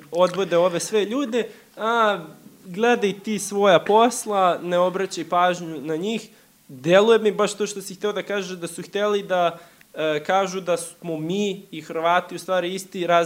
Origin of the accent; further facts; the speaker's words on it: Serbia; eto, mi smo Srbi, oni su Srbi, to su neki naši daleki preci